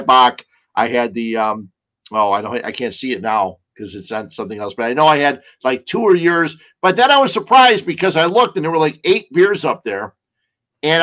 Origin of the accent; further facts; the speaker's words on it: Cicero, Illinois, United States; I grew up in Cicero and got stuck by that train numerous times